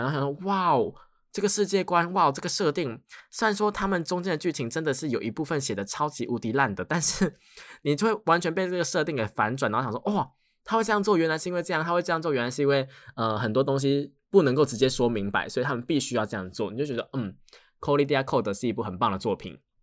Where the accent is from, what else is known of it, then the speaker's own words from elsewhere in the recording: Tainan, Taiwan; accent: Tainan; 我自己是台南人，我台南人会有一点点的口腔